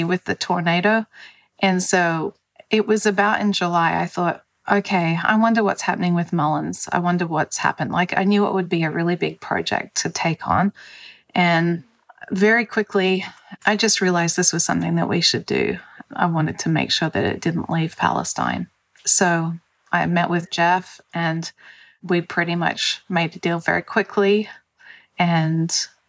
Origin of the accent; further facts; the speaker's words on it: Australia; moved away as an adult; also born or lived in California / Denver; now in United States; I'm actually Australian. So I moved from Australia to California